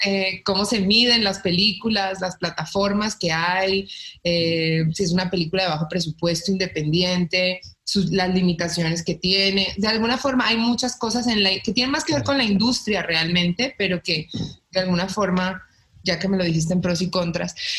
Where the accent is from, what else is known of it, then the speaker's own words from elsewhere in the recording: Colombia; now in Mexico; porque pues yo estoy en México, yo soy colombiana